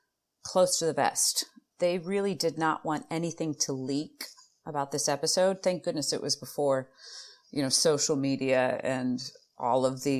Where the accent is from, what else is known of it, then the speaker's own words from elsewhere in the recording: Chicago, Illinois, United States; accent: Chicago flat A; I think it's being from Chicago. We're both from Chicago, and anyone who's from Chicago, we're able to do this flat A.